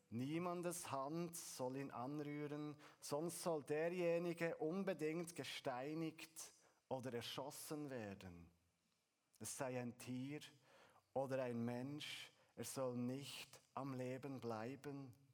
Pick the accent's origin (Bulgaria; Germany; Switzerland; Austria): Switzerland; wenn wir als Schweizer von einem Berg reden oder lesen